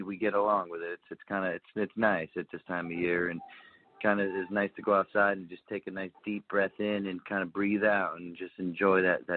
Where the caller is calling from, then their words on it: Anchorage, Alaska, United States; I'm calling actually from Anchorage, Alaska.